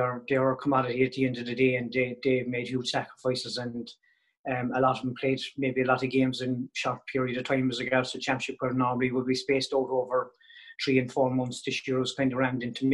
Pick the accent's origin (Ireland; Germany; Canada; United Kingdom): Ireland; West Cork, Munster; I moved back home to my hometown in West Cork and Castlemere